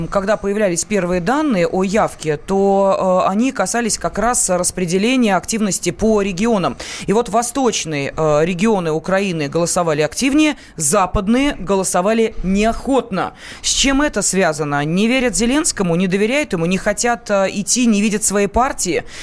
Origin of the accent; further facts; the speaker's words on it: Moscow, Russia; born there; Я родилась в Москве.